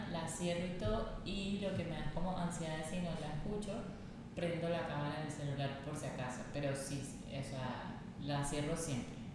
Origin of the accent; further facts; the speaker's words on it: Venezuela; y, bueno, soy venezolana, tengo 28 años